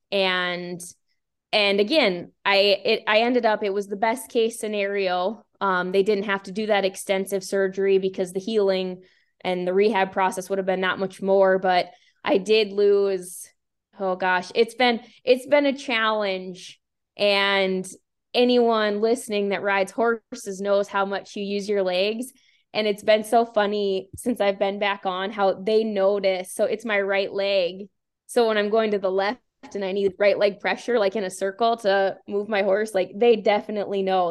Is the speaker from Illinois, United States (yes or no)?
no; Bowman, North Dakota, United States; also born or lived in Billings, Montana; I moved back to my hometown in Bowman, North Dakota